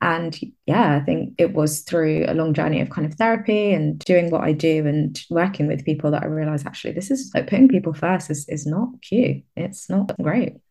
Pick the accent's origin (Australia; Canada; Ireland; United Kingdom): United Kingdom; London; moved away as an adult; now in Exeter, United Kingdom; I grew up in London and I recently moved to the southwest. I live in Exeter in Devon now